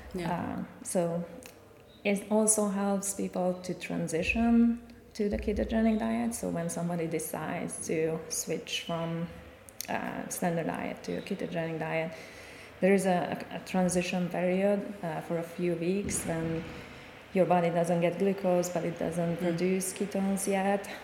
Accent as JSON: {"language": "English", "country": "Hungary", "moved": "as an adult", "lives_now": "United States", "said": "I'm originally from Hungary. I moved to the United States 13 years ago"}